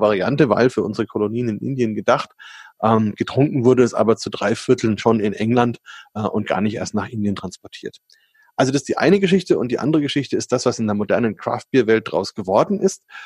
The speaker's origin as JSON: {"language": "German", "country": "Germany", "said": "bei uns in Deutschland"}